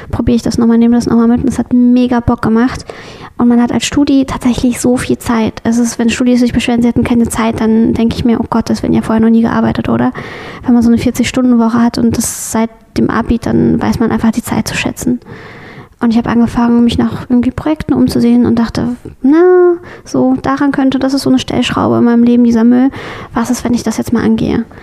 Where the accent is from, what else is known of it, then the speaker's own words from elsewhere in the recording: West Germany, Germany; Wie gesagt, ich bin im Westen aufgewachsen, nicht im Osten.